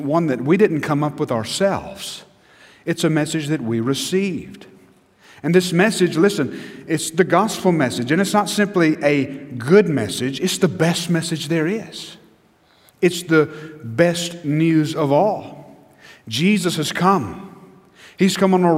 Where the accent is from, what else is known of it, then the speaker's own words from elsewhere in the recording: United States; as an American, as a Christian American